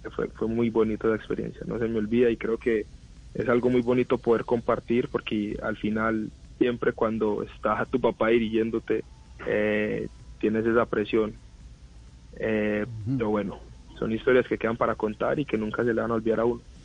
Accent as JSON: {"language": "Spanish", "country": "Colombia", "tie": "born or raised there", "moved": "yes", "lives_now": "United States", "said": "yo me crié en Colombia. Yo nací acá y viví cinco años de mi vida acá en Estados Unidos y de ahí vuelvo a Colombia."}